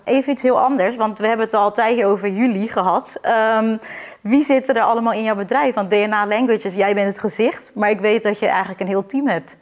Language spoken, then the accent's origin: Dutch; Netherlands; wij als Nederlander